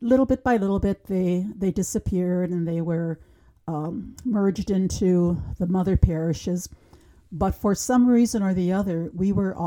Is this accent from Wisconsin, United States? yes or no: yes; Wisconsin, United States; So I grew up in St. Augustine, Reefs Mills. Tiny little parish, beautiful setting at the top of a hill.